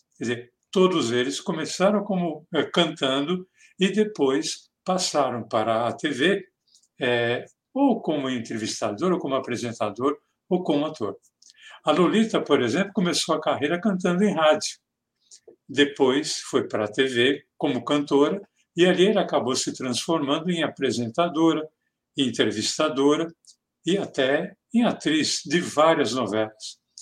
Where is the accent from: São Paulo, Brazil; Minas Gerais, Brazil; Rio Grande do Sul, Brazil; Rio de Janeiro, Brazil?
São Paulo, Brazil; Mooca; accent: Mooca (São Paulo); o sotaque dele como personagem é muito parecido com o meu o nosso aqui da Moca